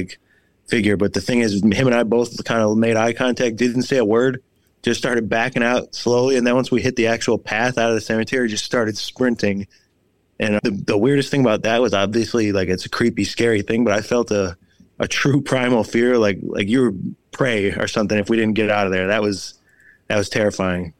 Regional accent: Oak Forest, Illinois, United States; I'm from Illinois

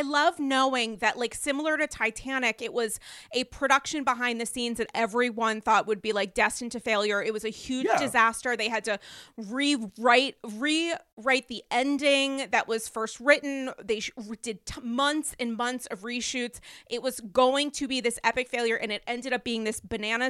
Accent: New York, United States; this as a New Yorker.

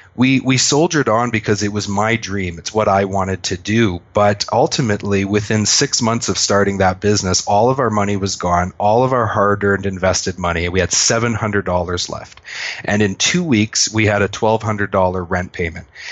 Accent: Canada; I'm a Canadian.

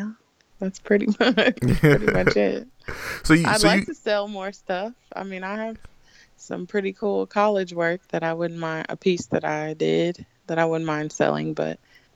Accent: Kansas City, Missouri, United States; Well, I'm from the best city in Missouri, Kansas City, Missouri.

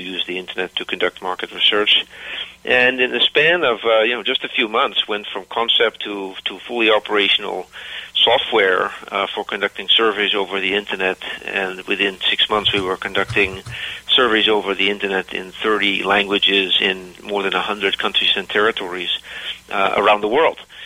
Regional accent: Philadelphia, Pennsylvania, United States; moved away as an adult; also born or lived in Cleveland, United States / Netherlands / New York State, United States / Germany; now in Seattle, United States; born in Cleveland and raised partly in Philadelphia

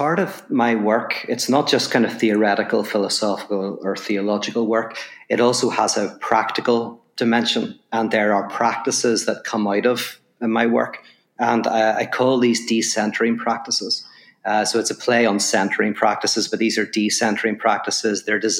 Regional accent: Ireland; accent: Irish; now in Los Angeles, United States; obviously from my accent, people will know I'm from Ireland. I live in Los Angeles now

